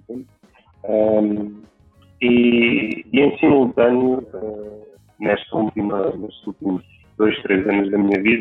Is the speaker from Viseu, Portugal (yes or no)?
no; Algarve, Portugal; moved away as an adult; also born or lived in Lisbon, Portugal; tenho 36 anos, uh, sou gravio, sou da Alfeira